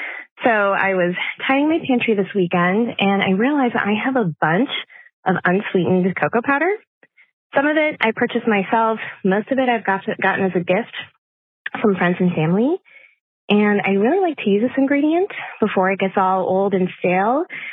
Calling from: Los Angeles, California, United States; I'm calling from Los Angeles.

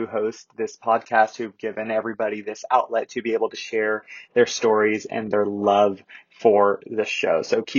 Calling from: Fort Worth, Texas, United States

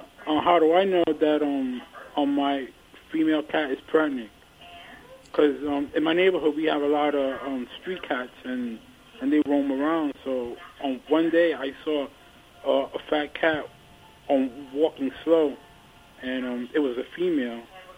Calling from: Reading, Pennsylvania, United States; Reading, PA.

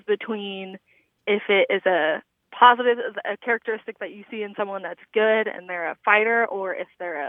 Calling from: Indianapolis, Indiana, United States; Hi. This is … I'm calling from Indianapolis, Indiana.

